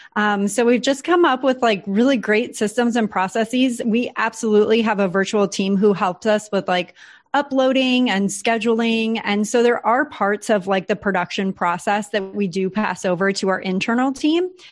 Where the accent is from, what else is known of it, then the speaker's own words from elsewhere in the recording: San Diego, California, United States; moved away as an adult; now in Puerto Rico; San Diego was just so comfy for us. We had an awesome community there. That's my hometown